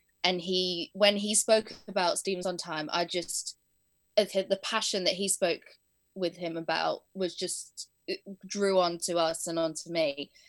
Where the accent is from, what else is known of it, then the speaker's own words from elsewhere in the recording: Spain; also born or lived in Blackpool; I was born in Blackpool, but my parents wanted to move to Spain when I was 2 years old. So we moved over.